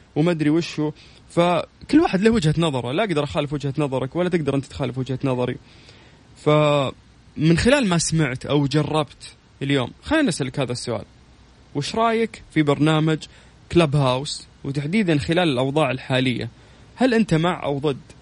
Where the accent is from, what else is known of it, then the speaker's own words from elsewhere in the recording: Saudi Arabia; عندنا في السعوديه